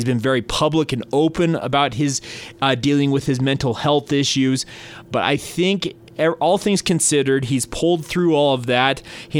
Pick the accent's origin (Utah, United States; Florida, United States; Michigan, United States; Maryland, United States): Utah, United States; I grew up in Utah County, so a little bit further south